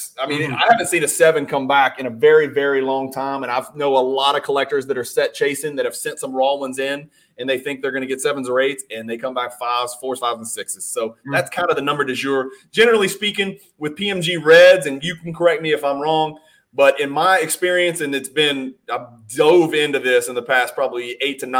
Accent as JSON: {"language": "English", "region": "Louisiana", "country": "United States", "said": "I'm from Louisiana"}